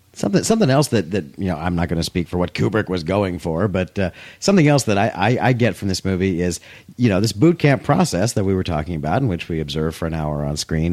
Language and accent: English; United States; I'm an American